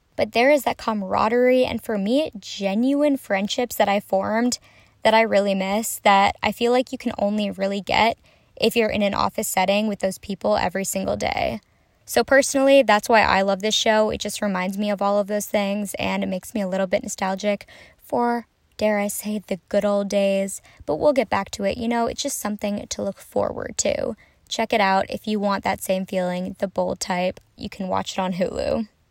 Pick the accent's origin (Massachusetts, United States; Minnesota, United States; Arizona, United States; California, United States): Minnesota, United States; I'm from Minnesota